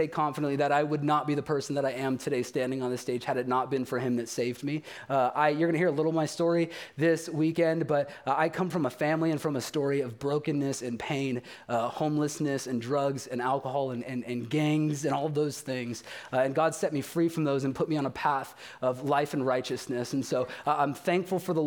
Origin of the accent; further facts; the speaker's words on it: Bakersfield, California, United States; I'm from Bakersfield